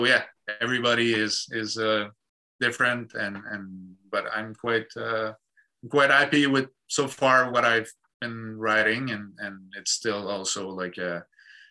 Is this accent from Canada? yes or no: yes; Quebec, Canada; English is a second language; that's who we are, that's where we come from